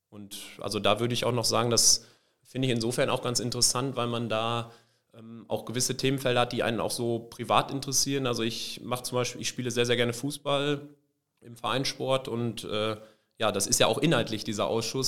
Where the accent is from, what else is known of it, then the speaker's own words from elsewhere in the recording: Benolpe, North Rhine-Westphalia, Germany; Ich komme aus dem kleinen Ort Ben Olpe